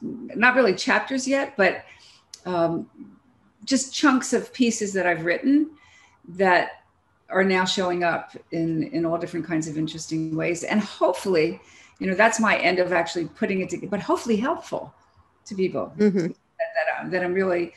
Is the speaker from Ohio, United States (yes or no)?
no; Philadelphia, Pennsylvania, United States; I'm from Philadelphia.